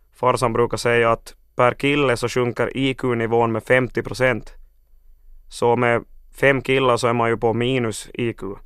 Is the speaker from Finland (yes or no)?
yes; Finland; vi har läroplikt i Finland och inte skolplikt